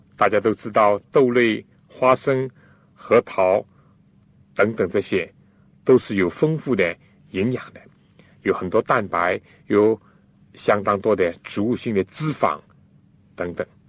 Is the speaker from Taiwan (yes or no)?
no; China; 我们中国人